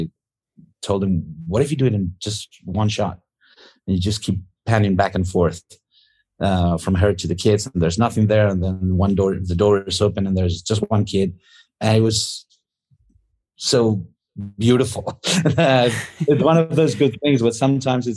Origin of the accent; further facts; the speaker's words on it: Spain; when we were growing up in Spain, it was like when we were kids during the late 70s and 80s